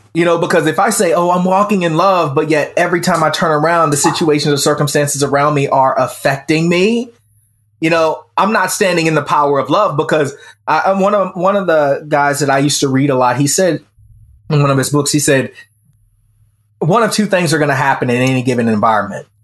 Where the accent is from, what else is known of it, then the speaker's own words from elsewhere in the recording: the Bible Belt, United States; even though I grew up in the Bible Belt, I was atheist